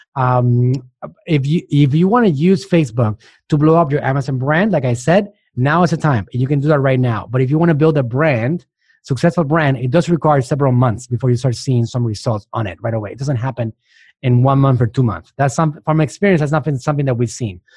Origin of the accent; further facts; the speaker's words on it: Puerto Rico; moved away as an adult; also born or lived in Mexico; now in United States; I'm from Puerto Rico